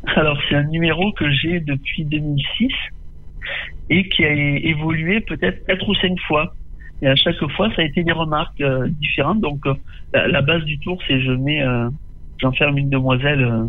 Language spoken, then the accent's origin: French; Tarascon, Provence-Alpes-Côte d'Azur, France; je suis né et j'ai grandi à Tarascon. Tarascon. Je vis toujours à Tarascon